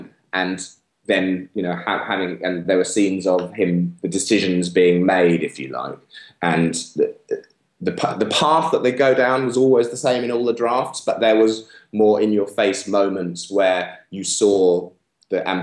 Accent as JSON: {"language": "English", "region": "England", "country": "United Kingdom", "tie": "born or raised there", "said": "growing up in England"}